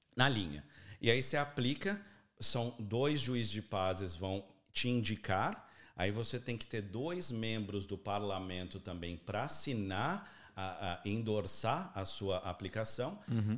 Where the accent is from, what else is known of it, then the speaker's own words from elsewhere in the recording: São Paulo, Brazil; moved away as an adult; now in Australia; Eu sou nascido e criado na Avenida Paulista